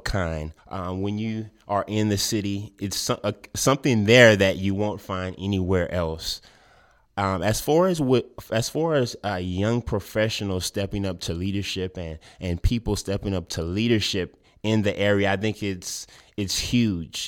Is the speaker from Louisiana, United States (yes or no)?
yes; Lafayette, Louisiana, United States; I was born and raised in Lafayette